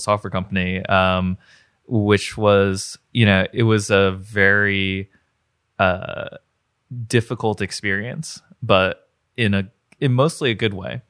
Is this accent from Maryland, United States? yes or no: no; New Jersey, United States; moved away as an adult; also born or lived in Ithaca, New York; now in Pittsburgh, United States; I wound up in Pittsburgh. So I grew up in New Jersey